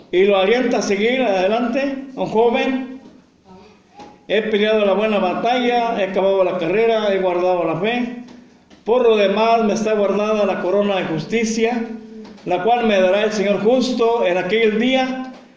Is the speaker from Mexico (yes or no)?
yes; Mexico; nosotros como mexicanos